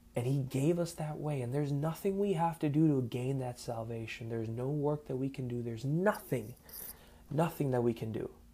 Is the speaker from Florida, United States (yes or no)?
yes; South Florida, United States; I am an American born Cuban raised in South Florida